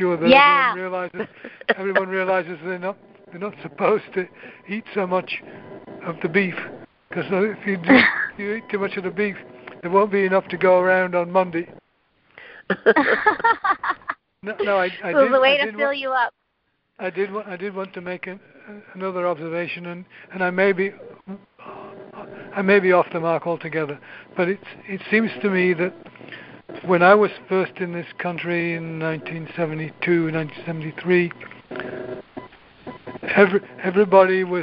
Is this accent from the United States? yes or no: no; Yorkshire and the Humber, United Kingdom; moved away; Where I grew up in England is north.